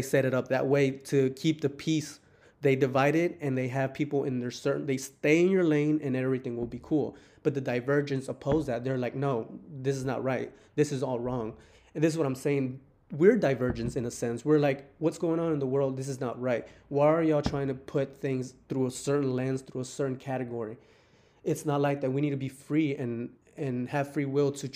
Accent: Texas, United States; I'm from Texas

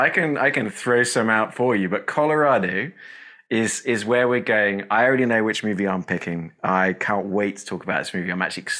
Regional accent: England, United Kingdom; now in Texas, United States; I'm ….

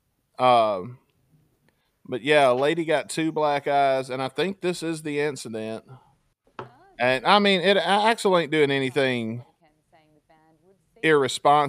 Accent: Mississippi, United States; when I was a kid growing up in Mississippi

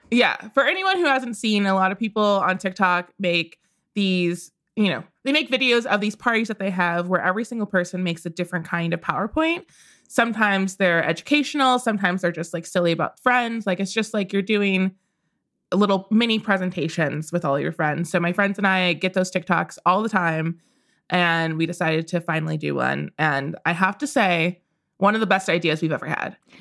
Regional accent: Midwest, United States; I grew up in the Midwest

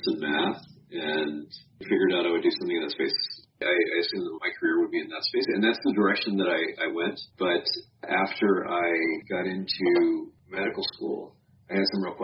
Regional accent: Dayton, Ohio, United States; moved away; I grew up in Dayton, Ohio, and went to Fairborn High School

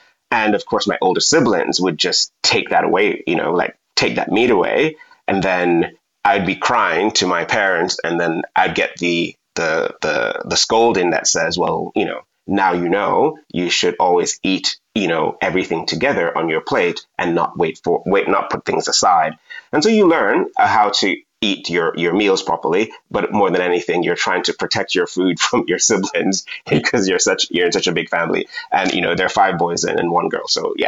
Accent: Jamaica

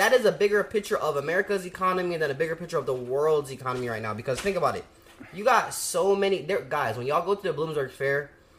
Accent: Jamaica; I'm Jamaican

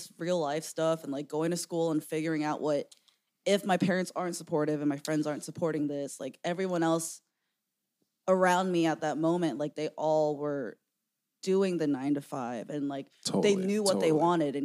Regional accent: Maryland, United States; now in Los Angeles, United States; I am also from Maryland, but in the more like suburban area, like 2 hours north from where he's

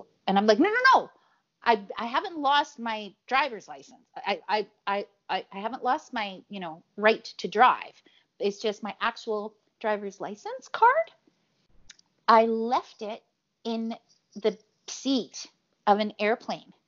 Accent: Chile; moved away; I'm from Chile

